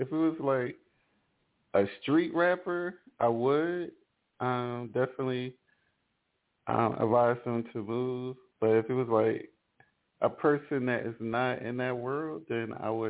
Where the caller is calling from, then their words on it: Ellicott City, Maryland, United States; I'm calling from Ellicott City in Maryland.